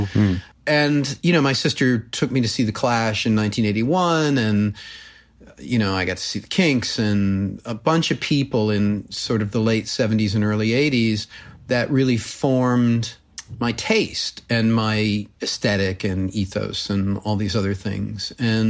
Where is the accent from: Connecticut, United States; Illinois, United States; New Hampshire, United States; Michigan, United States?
Connecticut, United States; I was born in Connecticut, raised there, grew up in a small town sort of near Mystic, Connecticut.